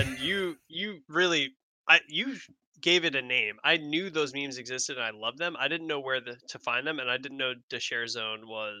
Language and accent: English; Long Island, New York, United States; I know, I don't speak like I'm from Long Island. She's like, no. But then I said Long Island and she's like, oh, nope, there it is. So apparently I say Long Island like a Long Islander